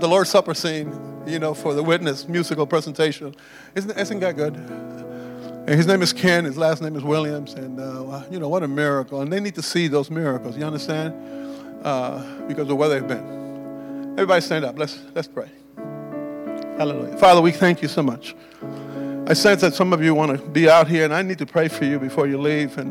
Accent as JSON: {"language": "English", "country": "Cuba", "tie": "born or raised there", "also_born_or_lived": "Clinton, Iowa", "moved": "yes", "lives_now": "United States", "said": "I was born in Cuba. I fled that communistic government."}